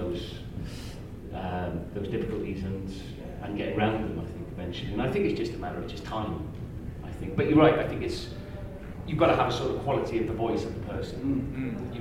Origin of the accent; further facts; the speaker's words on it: United Kingdom; As a British person